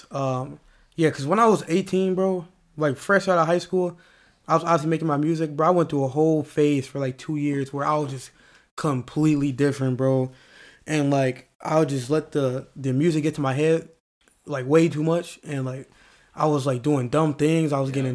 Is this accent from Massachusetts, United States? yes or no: no; St. Louis, Missouri, United States; moved away; also born or lived in Lakeville; I'm from yeah. St. Louis, but like, I went to school in Lakeville.